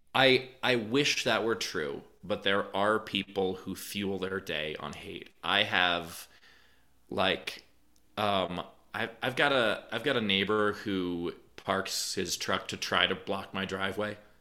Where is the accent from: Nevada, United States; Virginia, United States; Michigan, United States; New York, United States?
New York, United States; New York City; I'm from New York. I'm not from some, you know, small town where I was the only Jew. I, my high school was forty percent Jewish